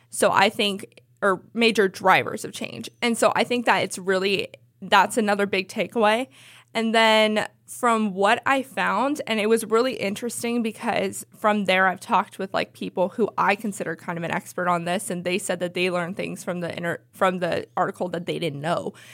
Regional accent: the Bay Area, California, United States; I'm from the Bay Area.

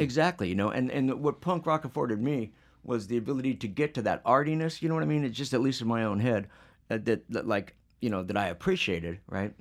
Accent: Phoenix, Arizona, United States; I'm from Phoenix

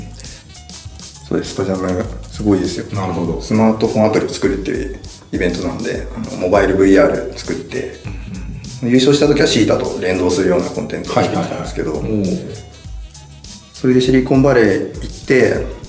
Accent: Saitama, Japan; moved away as an adult; also born or lived in Osaka; もともと埼玉出身なんですけど

